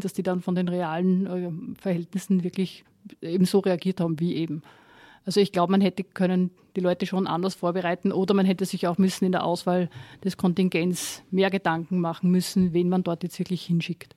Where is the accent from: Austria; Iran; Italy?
Austria; wir als Österreicher